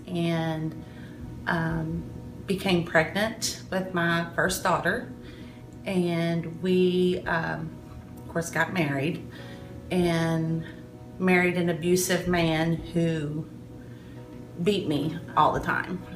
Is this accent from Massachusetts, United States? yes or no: no; Williamstown, Kentucky, United States; I grew up in Williamstown, Kentucky